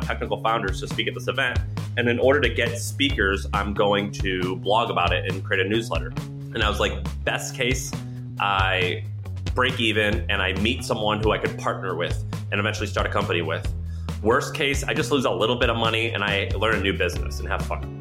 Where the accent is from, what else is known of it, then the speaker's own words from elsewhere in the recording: St. Louis, Missouri, United States; moved away as an adult; also born or lived in San Francisco; I was born in St. Louis, Missouri.